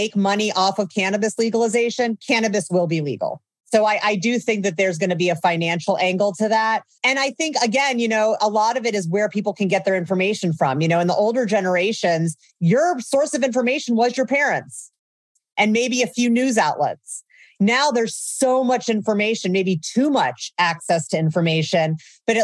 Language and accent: English; Indiana, United States; moved away as an adult; also born or lived in Oakland, California; I grew up in Indiana.